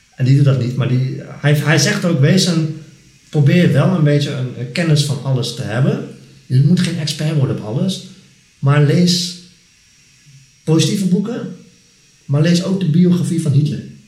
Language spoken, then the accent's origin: Dutch; Netherlands; ik ben Nederlander.